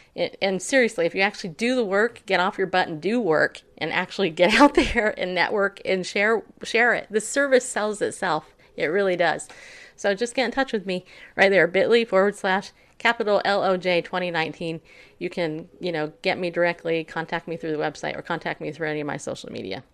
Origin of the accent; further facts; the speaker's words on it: upstate New York, United States; moved away; also born or lived in California; I was born in New York state, upstate. And I'm so glad I don't live there